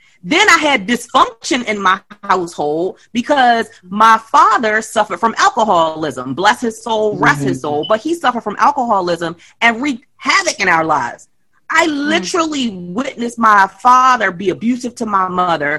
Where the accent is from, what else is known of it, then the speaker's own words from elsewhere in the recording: Baltimore, Maryland, United States; I grew up in Baltimore City. I grew up in Lafayette Projects